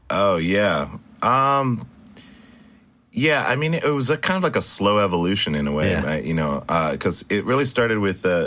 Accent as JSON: {"language": "English", "town": "Stuttgart", "region": "Baden-Württemberg", "country": "Germany", "tie": "born there", "also_born_or_lived": "Spain / Italy / Great Falls, Montana", "said": "I was born in Germany in Stuttgart, and then okay. um, Spain, uh, Italy."}